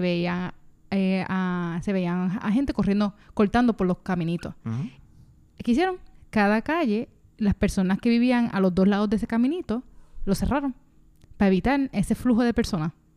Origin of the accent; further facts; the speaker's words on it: Puerto Rico; la urbanización donde yo me crié